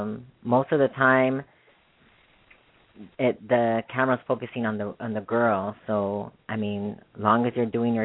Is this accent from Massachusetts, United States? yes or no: no; Arizona, United States; moved away; also born or lived in Texas; my background is Mexican. I was born in Arizona. I used to live in Texas for a few years